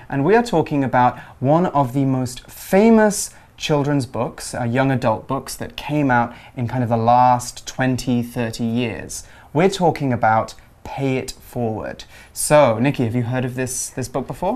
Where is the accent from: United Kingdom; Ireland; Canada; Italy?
United Kingdom; England; growing up in England, having two sisters, and going to college